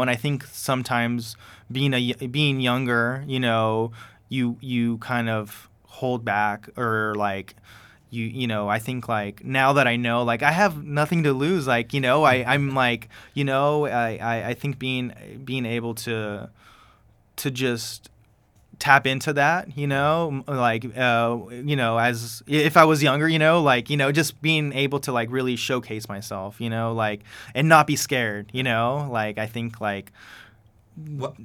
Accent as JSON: {"language": "English", "area": "Coachella Valley", "region": "California", "country": "United States", "tie": "born or raised there", "first_language": "Spanish", "said": "I'm from the Coachella Valley, born yeah. and raised"}